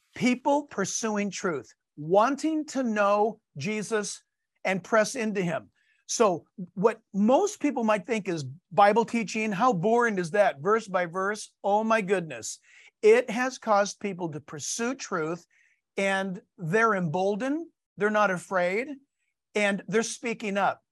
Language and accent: English; San Diego, California, United States; I was born and raised in San Diego